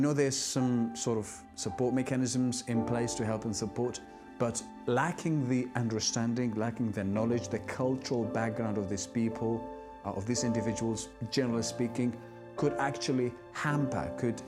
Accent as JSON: {"language": "English", "country": "Syria", "also_born_or_lived": "Iraq", "moved": "as an adult", "lives_now": "United Kingdom", "said": "I'm originally from Syria, and I now live in the United Kingdom"}